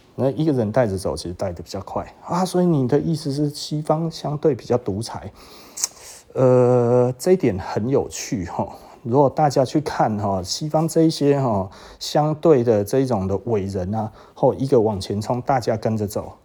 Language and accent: Chinese; Taiwan; 我们台湾